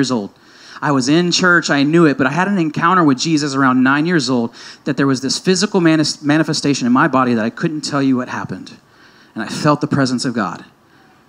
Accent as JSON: {"language": "English", "country": "United States", "said": "me as an American Christian"}